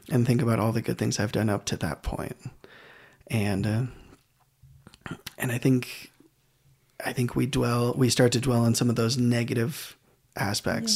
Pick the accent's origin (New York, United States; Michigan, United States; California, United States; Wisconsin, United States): Michigan, United States; Grand Rapids; moved away as an adult; also born or lived in Idaho; I am from Grand Rapids, Michigan. I moved to uh, Idaho to do all of my schooling.